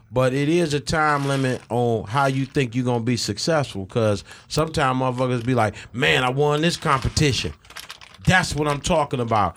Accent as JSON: {"language": "English", "town": "Ecorse", "region": "Michigan", "country": "United States", "tie": "born or raised there", "also_born_or_lived": "Southwest Detroit, Michigan", "said": "I grew up out in Ecorse"}